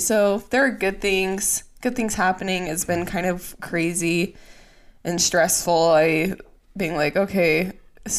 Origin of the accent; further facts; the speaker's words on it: Utah, United States; we're from Utah. Our parents are from Utah. All of our family lives in Utah.